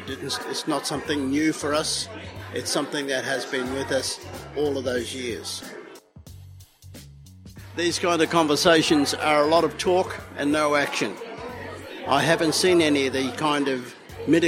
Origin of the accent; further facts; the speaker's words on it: Kabi Kabi and Gubbi Gubbi country, Queensland, Australia; I am from the Kabi Kabi people on my father's side and the Gurang Gurang people on my mother's side